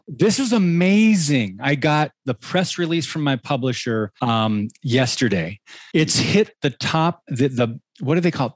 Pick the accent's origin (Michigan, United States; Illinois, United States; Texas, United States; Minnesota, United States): Michigan, United States; moved away; also born or lived in Southern California; I grew up in Michigan, then moved out to California